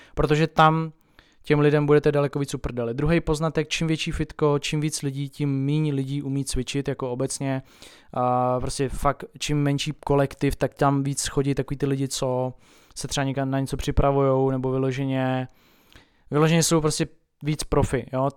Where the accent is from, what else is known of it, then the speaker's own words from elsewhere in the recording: Tábor, South Bohemian Region, Czechia; u nás v Táboře